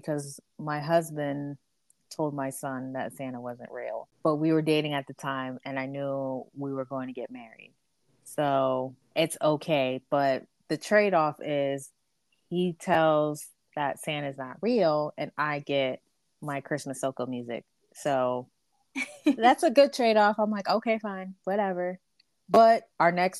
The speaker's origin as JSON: {"language": "English", "country": "Barbados", "moved": "yes", "lives_now": "United States", "said": "I'm from Barbados, so we make a lot of like fruitcake, sweet bread"}